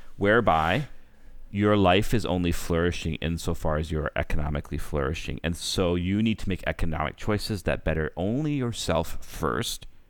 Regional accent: Canada; as a Canadian

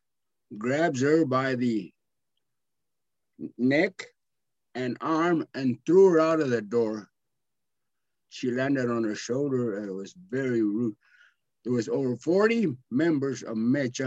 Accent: Blythe, California, United States; I was born in Blythe

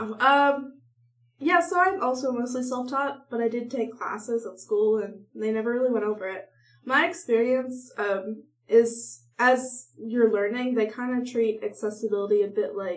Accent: upstate New York, United States; moved away; I'm from New York, upstate New York, which is basically Canada

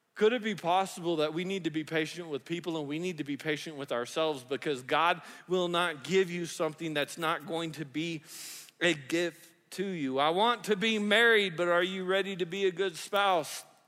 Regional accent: the South, United States; I grew up in the South

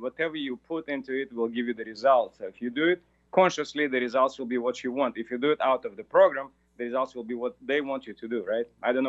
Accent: Moscow, Russia; English is a second language; from Moscow.

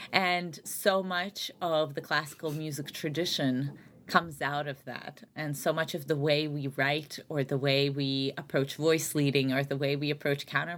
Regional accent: Saint Petersburg, Russia; moved away; also born or lived in Albany, New York, United States; grew up largely in St. Petersburg, Russia, and then my family immigrated to the United States, so upstate New York, the Albany area

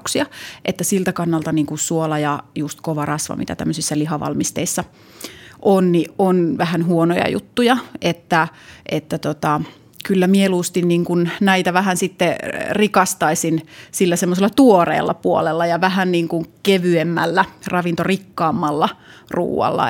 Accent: Jyväskylä, Central Finland, Finland; Mä oon Jyväskylästä kotosi

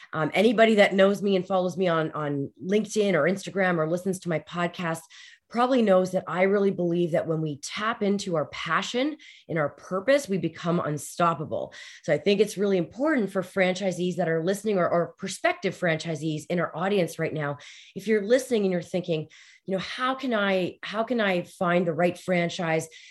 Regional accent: Canada; especially being Canadian

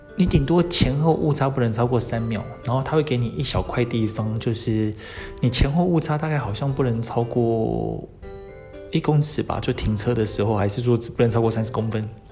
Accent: Taiwan; 我们台湾人

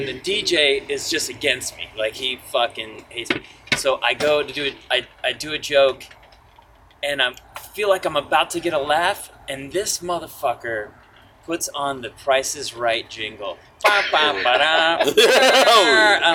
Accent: Southern California, United States; I'm from Southern California

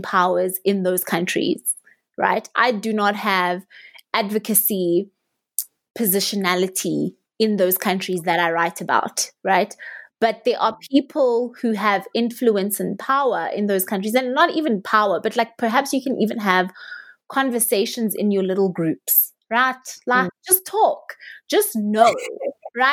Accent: South Africa; I as a South African

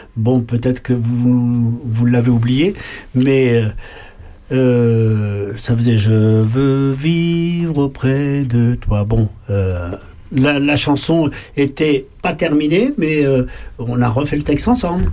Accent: Paris, Île-de-France, France; Moi, je suis né à Paris.

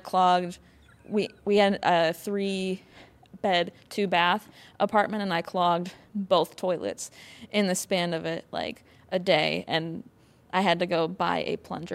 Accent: Wisconsin, United States; I'm from Wisconsin

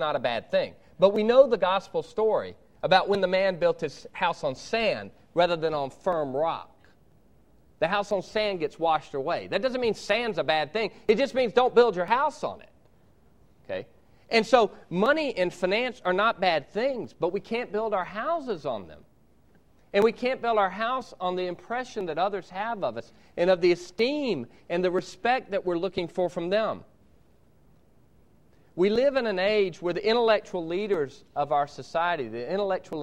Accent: Georgia, United States; I'm from Georgia

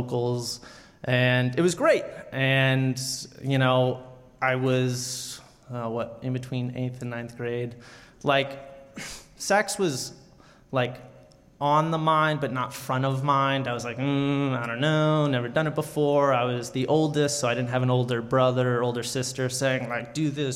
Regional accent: South Carolina, United States; moved away; I grew up in a small town in South Carolina

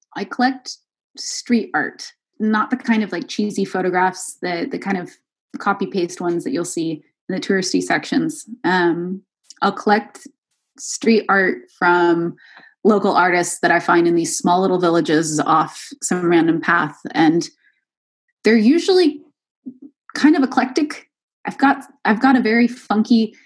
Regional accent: Redwood City, California, United States; moved away as an adult; also born or lived in Waco, Texas / Rome, Italy / Scotland; now in Brussels, Belgium; I'm actually originally from this town called Redwood City, which is uh, probably about 20 minutes outside of San Francisco in California

